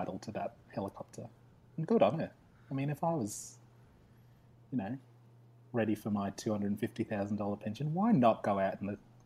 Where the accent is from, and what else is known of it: Australia